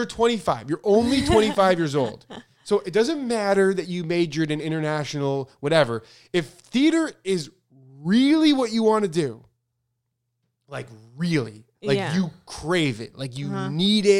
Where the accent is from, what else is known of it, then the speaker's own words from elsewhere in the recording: Italy; Also, I'm from Italy, and here it would be much harder than it seems in the US.